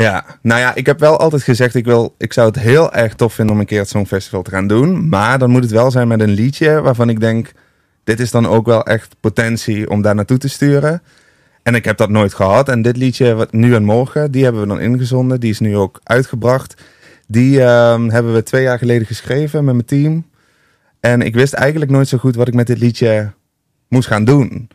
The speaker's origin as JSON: {"language": "Dutch", "region": "Limburg", "country": "Netherlands", "moved": "yes", "lives_now": "Amsterdam, Netherlands", "said": "Want ik vind Amsterdam te gek, daar woon ik ook. Maar ik ben wel echt een Limburger."}